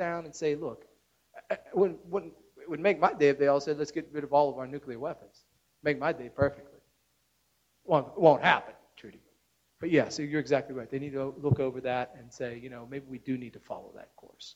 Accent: Pittsburgh, Pennsylvania, United States; I'm from Pittsburgh

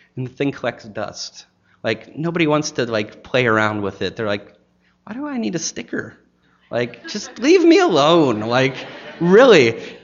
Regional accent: Pittsburgh, Pennsylvania, United States; also born or lived in Maine; now in Chattanooga, United States; going back to Pittsburgh, Pennsylvania, my hometown

